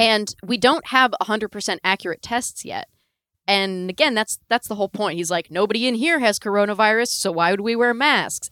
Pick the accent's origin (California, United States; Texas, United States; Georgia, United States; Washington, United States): California, United States; Northern; I grew up in Northern California